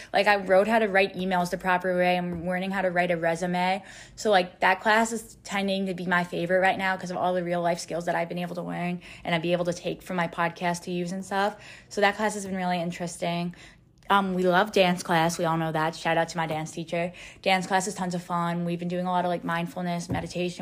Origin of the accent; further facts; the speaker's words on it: New York, United States; I'm 18 years old. I'm from New York.